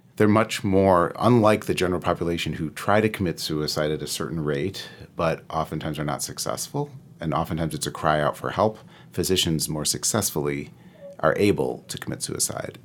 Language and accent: English; Midwest, United States; I'm from the Midwest through and through